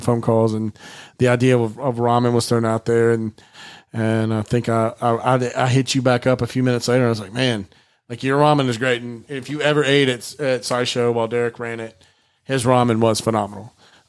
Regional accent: Alabama Gulf Coast, United States; We're both from the Alabama Gulf Coast.

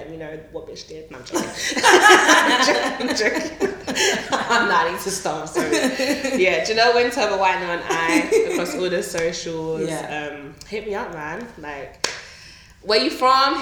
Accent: London, United Kingdom; born in London, we're from London

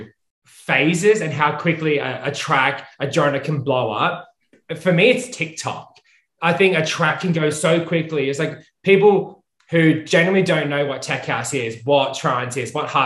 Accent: Australia; moved away; I'm from Australia originally

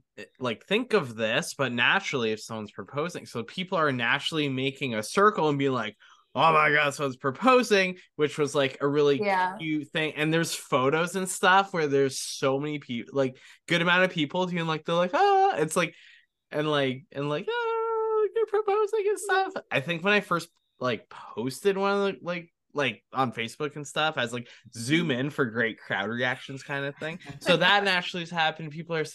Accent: Canada; We had a couple people being like, we'll do your flowers, we'll do your makeup, and we're like, we're Canadian, but thank you guys.

